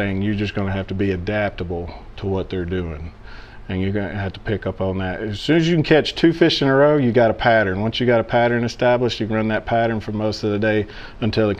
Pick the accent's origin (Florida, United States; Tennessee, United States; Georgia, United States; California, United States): Tennessee, United States; Chapel Hill; I'm from Chapel Hill, Tennessee. Born and raised here, lived here most of my life.